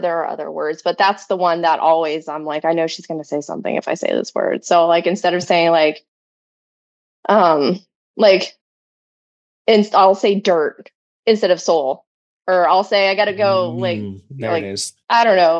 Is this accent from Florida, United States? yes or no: yes; Florida, United States; accent: Florida redneck; I was born and raised in Florida. And my mom is originally from Tennessee. My dad is originally from South Carolina. So I have very two distinct Southern